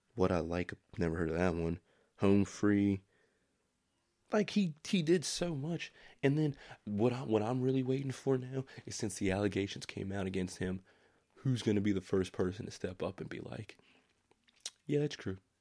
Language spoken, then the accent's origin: English; United States; That's my right as an American